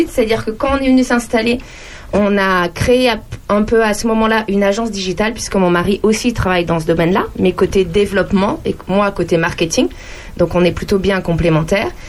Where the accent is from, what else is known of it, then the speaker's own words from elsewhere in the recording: Bourges, Centre-Val de Loire, France; born there; now in Champignelles, France; moi, je suis née à Bourges, donc dans le Cher. Et j'ai eu un papa militaire, donc euh, j'ai vécu à peu près dans quasiment toutes les régions de France.